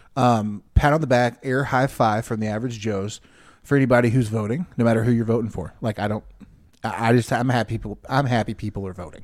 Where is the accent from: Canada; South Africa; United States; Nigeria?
United States; as an American